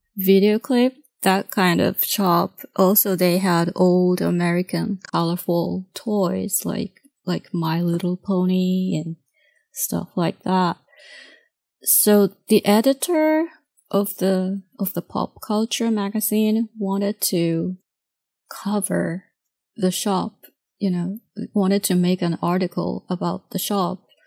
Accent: Tokyo, Japan; English is a second language; moved away as an adult; now in United States; I grew up in Tokyo until I was eleven

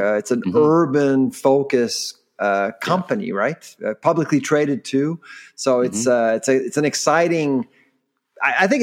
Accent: Farnham, Quebec, Canada; I was from Farnham

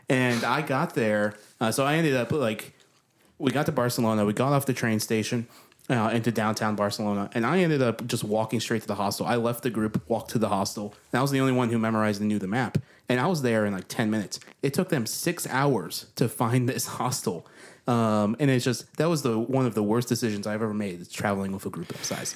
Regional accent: New York, United States; now in Nashville, United States; I came from a small town in New York.

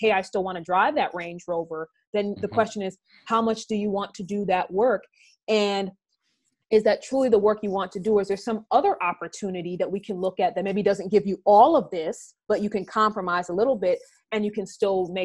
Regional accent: New York City, New York, United States; I grew up in Brownsville, Brooklyn

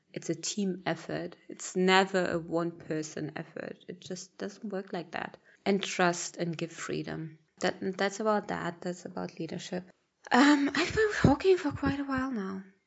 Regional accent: Berlin, Germany; moved away as an adult; also born or lived in Malawi; I'm born and raised in Berlin, in Germany

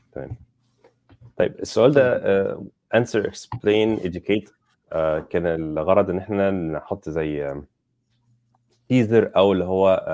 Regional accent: Egypt; انا مصري

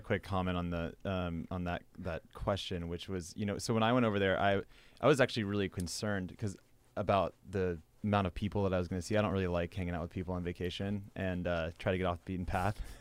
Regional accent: Midwest, United States; moved away; also born or lived in western US; growing up in the Midwest and then, you know, moving out west

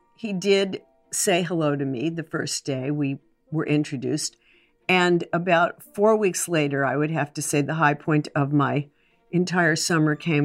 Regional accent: California, United States; also born or lived in New York; I was born in New York, and, um, and I was really happy for the first four years of my life. And then my parents moved to California

